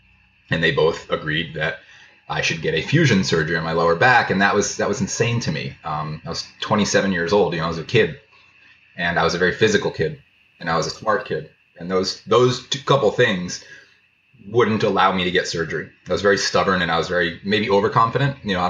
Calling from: Carpinteria, California, United States; I'm in Carpinteria, just outside of Santa Barbara, California right now.

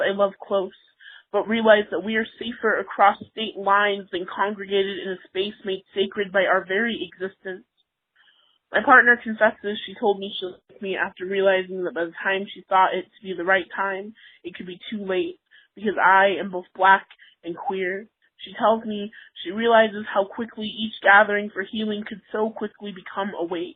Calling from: Salt Lake City, Utah, United States; I'm calling from Salt Lake City, Utah

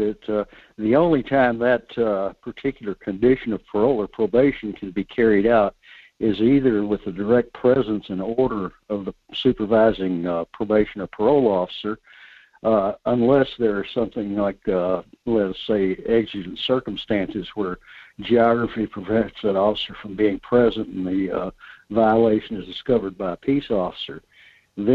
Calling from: North Pole, Alaska, United States; Good morning, Michael. … in North Pole.

